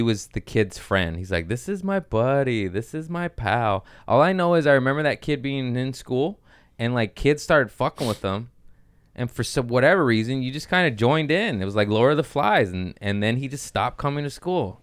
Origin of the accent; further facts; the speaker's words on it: Torrance, California, United States; I grew up in Torrance, which is a nice area